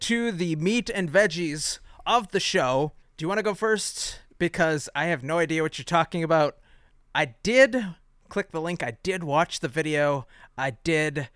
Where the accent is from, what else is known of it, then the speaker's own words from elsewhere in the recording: Midwest, United States; a Midwesterner slash American